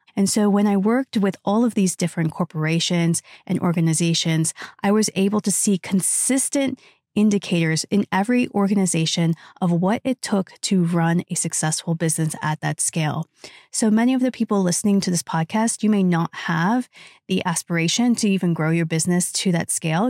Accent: United States; I was raised in the United States of America

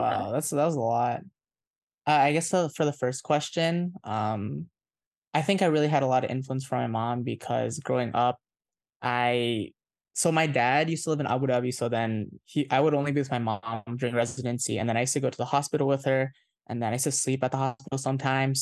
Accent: Indonesia; moved away; I'm a fob, I was born in Indonesia, I have an Indonesian passport

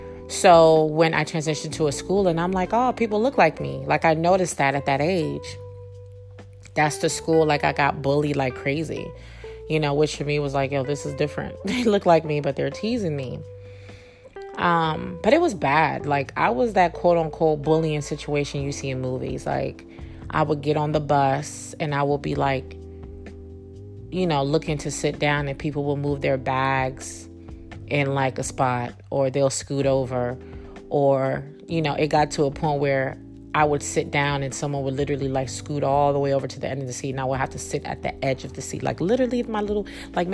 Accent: Freetown, Western Area, Sierra Leone; moved away; also born or lived in Virginia; Okay, so again, like I shared before, I'm West African. I came from Sierra Leone, Freetown. And I transitioned to Virginia.

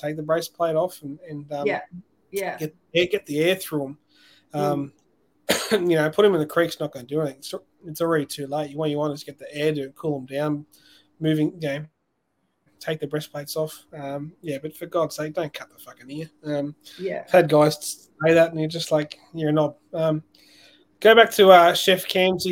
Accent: Ingham, Queensland, Australia; I'm originally from Ingham, which is not far from Townsville

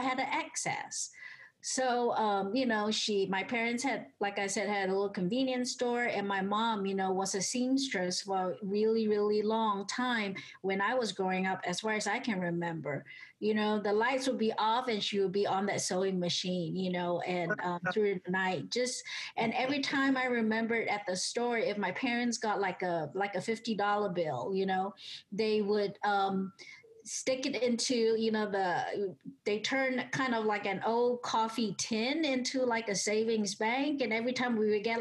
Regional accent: Singapore; also born or lived in Atlanta, United States; now in United States; I grew up in Singapore back in the 70s

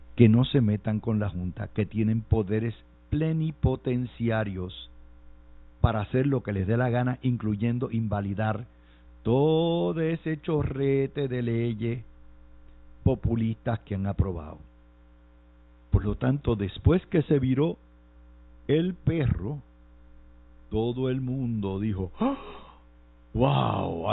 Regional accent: Cidra, Puerto Rico; mi pueblo de Sidra

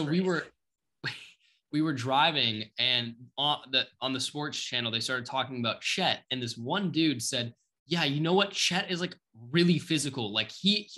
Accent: Minneapolis, Minnesota, United States; I'm from Minneapolis.

